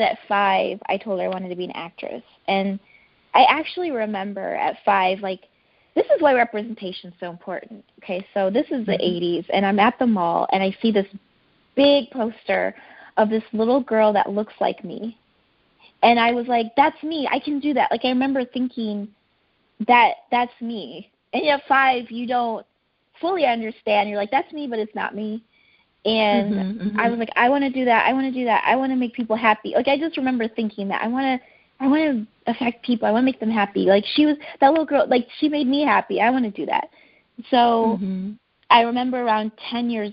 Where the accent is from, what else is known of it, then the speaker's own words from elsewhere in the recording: United States; I was growing up in America